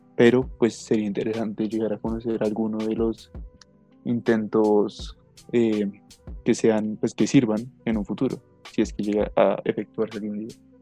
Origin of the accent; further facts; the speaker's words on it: Colombia; Somos colombianos, somos de una nación